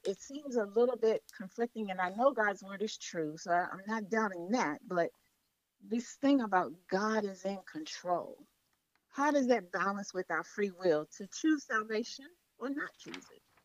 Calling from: Accokeek, Maryland, United States; I'm calling from Accokeek, Maryland

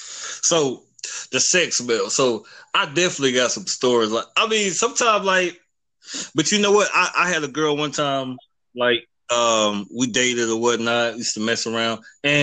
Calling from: Charlotte, North Carolina, United States; I'm coming from the Queen City, Charlotte, North Carolina, 704, and I'm ready to get it in.

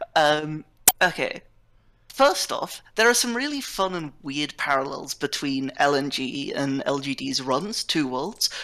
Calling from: Oxford, South East England, United Kingdom; I'm calling from uh, Oxford, United Kingdom

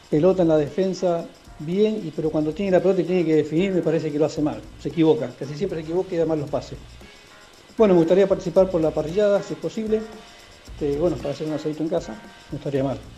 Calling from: Almagro, Buenos Aires, Argentina; Hola chicos, ¿cómo va? Eh … de Almagro

